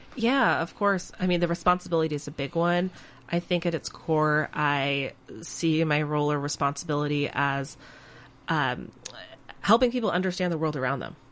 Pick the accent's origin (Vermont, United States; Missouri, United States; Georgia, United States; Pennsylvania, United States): Vermont, United States; now in Minnesota, United States; I grew up in Vermont